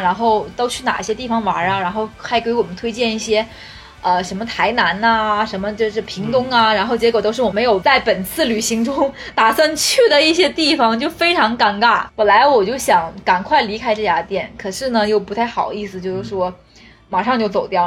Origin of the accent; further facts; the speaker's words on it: Northeast China, China; 尤其我们东北的嗓门儿非常大